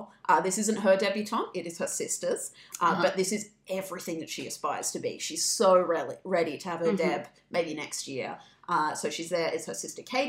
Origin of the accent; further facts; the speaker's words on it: Australia; I am Australian